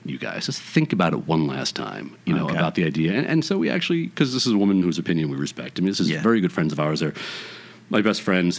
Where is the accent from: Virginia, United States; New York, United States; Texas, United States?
New York, United States; New York City; moved away as an adult; now in Los Angeles, United States; East Flatbush till I was 12, and then Fort Greene downtown after that, and then I moved out of my parents' house into Jackie's apartment in Greenwich Village.